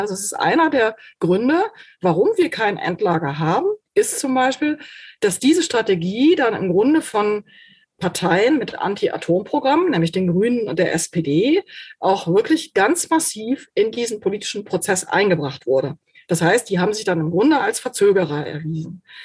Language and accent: German; Germany; bei uns in Deutschland